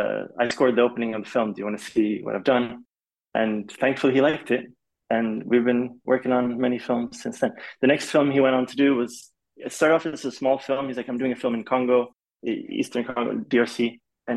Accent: Kuala Lumpur, Malaysia; moved away as an adult; I'm half Swedish, half Polish, and my dad's Swedish, my mom's Polish. And so because of my dad's job, I grew up in Malaysia. So I grew up in Kuala Lumpur. I was there from the age of 8 to 18.

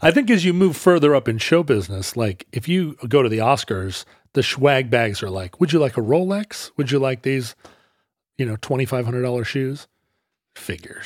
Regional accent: the Northwest, Pacific Northwest, United States; we're from the Northwest

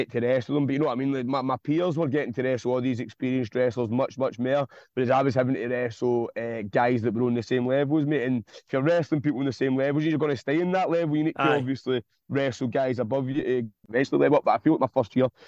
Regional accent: Glasgow, Scotland, United Kingdom; ran the Fairfield Club in Govan, which is in my hometown

